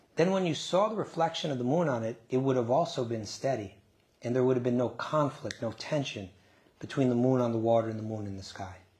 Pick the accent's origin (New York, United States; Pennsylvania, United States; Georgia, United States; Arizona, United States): New York, United States; I grew up just outside of New York City.